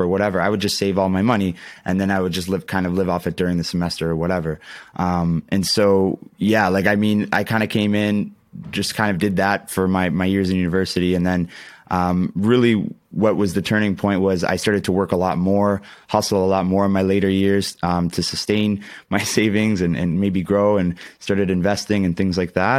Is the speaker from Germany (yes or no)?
no; Ontario, Canada; I'm, I'm from Canada